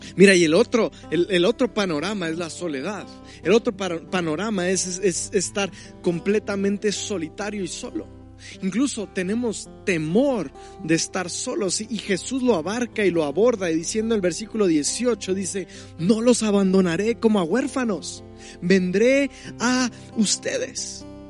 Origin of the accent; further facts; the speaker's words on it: Mexico; nuestro mismo lenguaje como mexicano, nuestra cultura